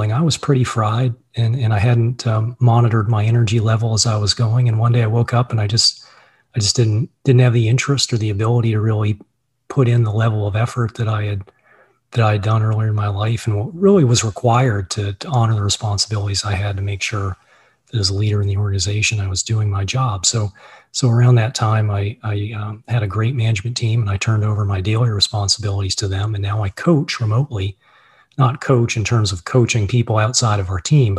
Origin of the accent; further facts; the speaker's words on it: Virginia, United States; moved away as an adult; also born or lived in Boston, Massachusetts; I grew up in Virginia, and in 1998, I moved up with my wife and my business partner, my brother, John, to buy a bankrupt Subaru dealership just south of Boston.